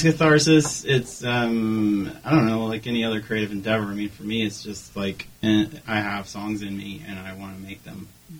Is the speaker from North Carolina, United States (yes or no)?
yes; Durham, North Carolina, United States; now in Greensboro, United States; I grew up in Durham. When I was 13.